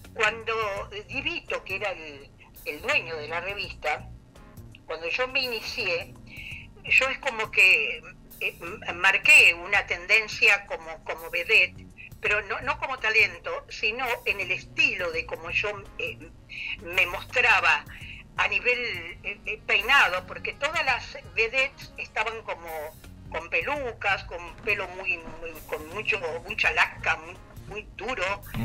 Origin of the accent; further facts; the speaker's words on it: Rosario, Santa Fe, Argentina; somos rosarinas.